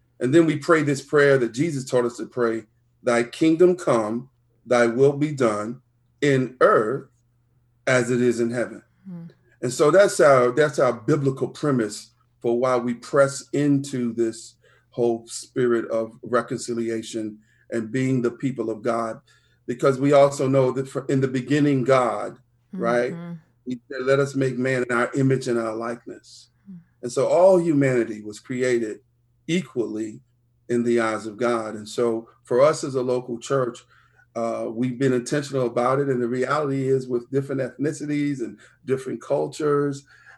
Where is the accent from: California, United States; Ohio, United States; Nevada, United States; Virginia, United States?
Virginia, United States; Richmond; But I grew up in the East End of Richmond, which is the beautiful part of my story.